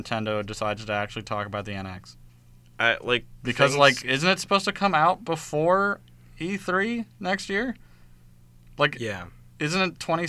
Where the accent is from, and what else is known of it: United States